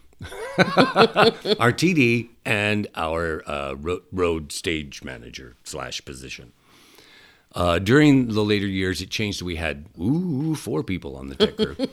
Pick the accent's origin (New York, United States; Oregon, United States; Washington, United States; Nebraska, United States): Nebraska, United States; Stella; Originally from a little bitty town called Stella, Nebraska.